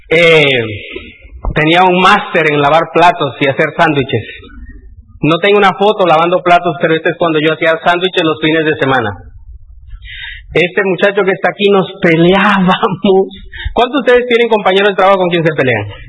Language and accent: Spanish; San Miguel de Lozano, Puebla, Mexico; moved away; soy de San Miguel de Lozano, Tecomatlán, Puebla, un ranchito que nadie lo conoce